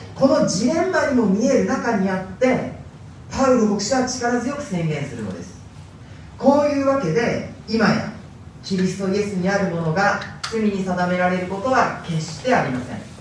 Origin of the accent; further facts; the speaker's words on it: Hokkaido, Japan; moved away; ずっと北海道で生まれ育ちました